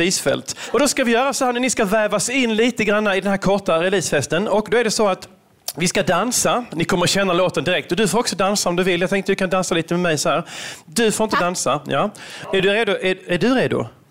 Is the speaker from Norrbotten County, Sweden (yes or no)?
no; Veberöd, Skåne, Sweden; moved away as an adult; also born or lived in Malmö / Stockholm; now in London, United Kingdom; jag kommer från Veberöd ursprungligen, en liten eh, håla här utanför Malmö, Lund.